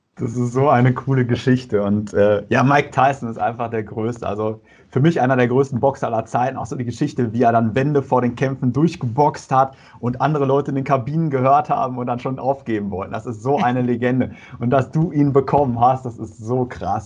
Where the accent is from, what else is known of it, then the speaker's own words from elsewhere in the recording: North Rhine-Westphalia, Germany; Ich komme aus Nordrhein-Westfalen